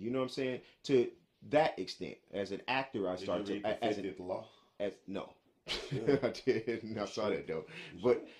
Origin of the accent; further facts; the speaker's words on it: New York, United States; I'm from New York. But I sound like I'm Southern.